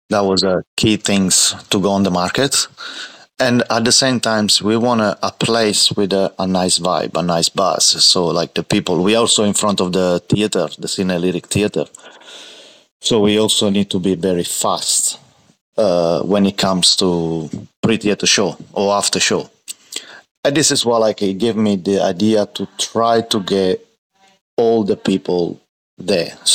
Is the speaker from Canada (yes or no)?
no; Martina Franca, Apulia, Italy; moved away as an adult; now in Australia; in, and raised in Martina Franca, which is a small city in uh, Puglia.